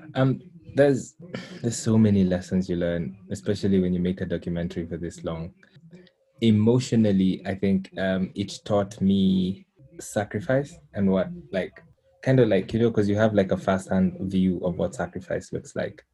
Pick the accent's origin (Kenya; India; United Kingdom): Kenya; as a Kenyan